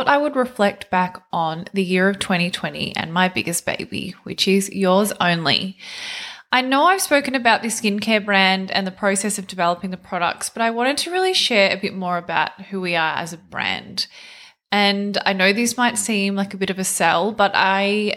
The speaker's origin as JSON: {"language": "English", "area": "near Melbourne", "region": "Victoria", "country": "Australia", "tie": "born or raised there", "said": "Melbourne, not far from where I actually grew up"}